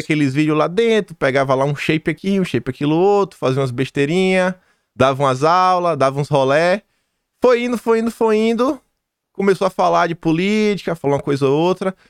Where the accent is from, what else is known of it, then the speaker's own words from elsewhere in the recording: Feira de Santana, Bahia, Brazil; eu sou do interior da Bahia